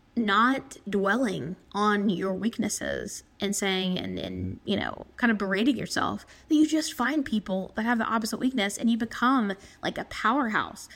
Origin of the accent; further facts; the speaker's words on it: South Carolina, United States; I'm coming from South Carolina